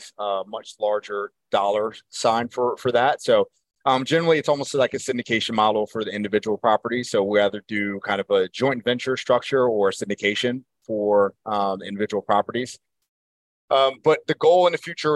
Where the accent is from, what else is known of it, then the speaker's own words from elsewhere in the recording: Baltimore, Maryland, United States; I'm from Baltimore.